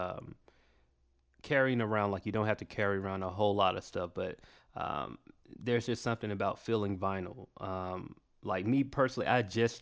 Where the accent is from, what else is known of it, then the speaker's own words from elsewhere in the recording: the South, United States; I'm from down south